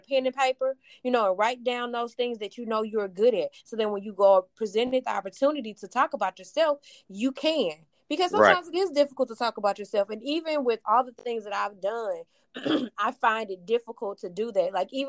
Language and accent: English; East St. Louis, Illinois, United States; I'm originally from East St. Louis, Illinois.